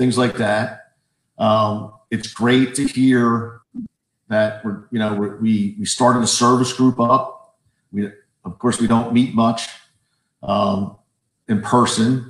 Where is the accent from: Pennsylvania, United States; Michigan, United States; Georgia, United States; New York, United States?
Pennsylvania, United States; Gilbertsville; also born or lived in Boyertown; I live on the other side of Boyertown, grew up in the Gilbertsville area